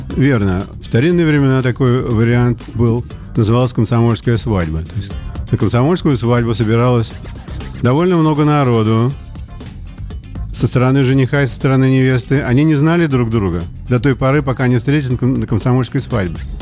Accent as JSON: {"language": "Russian", "region": "Saint Petersburg", "country": "Russia", "tie": "born or raised there", "also_born_or_lived": "United States", "moved": "as an adult", "said": "я вот вернулся в родной город Петербург"}